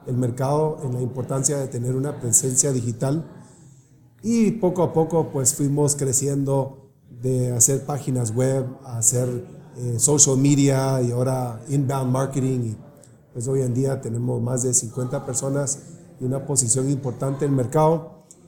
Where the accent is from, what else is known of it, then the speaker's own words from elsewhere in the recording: Guatemala; moved away; also born or lived in California; pues yo nací en Guatemala también